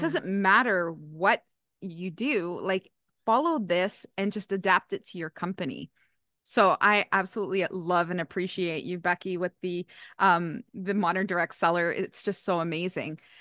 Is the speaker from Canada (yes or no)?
yes; Canada; I'm from Canada